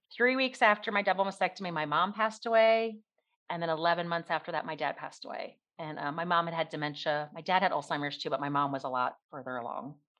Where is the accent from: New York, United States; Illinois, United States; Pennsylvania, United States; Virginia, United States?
Pennsylvania, United States; outside Philadelphia; now in Kentucky, United States; I grew up outside Philadelphia